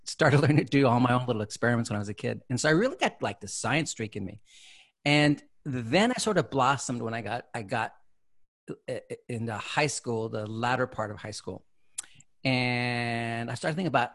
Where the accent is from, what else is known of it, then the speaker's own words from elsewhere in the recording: San Jose, California, United States; I grew up here in California. I'm originally from the San Jose, South Bay area